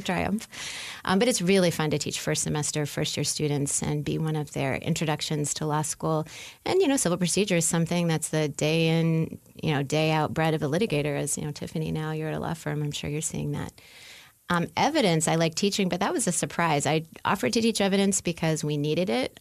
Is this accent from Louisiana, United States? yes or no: yes; New Orleans, Louisiana, United States; moved away as an adult; now in Indiana, United States; I'm from New Orleans, even though I've been living in Indiana for uh, 15 or 16 years now